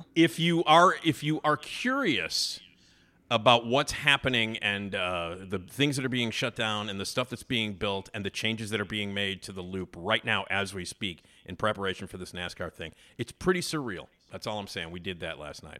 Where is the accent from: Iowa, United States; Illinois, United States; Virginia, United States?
Illinois, United States; Chicago; I grew up, you know, in Wrigleyville, you know, like in the city